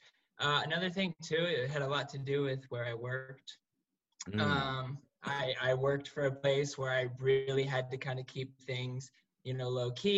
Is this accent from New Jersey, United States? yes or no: no; West Palm Beach, Florida, United States; moved away as an adult; also born or lived in California / Orlando, Florida; now in Los Angeles, United States; I grew up in West Palm Beach, and then moved to Orlando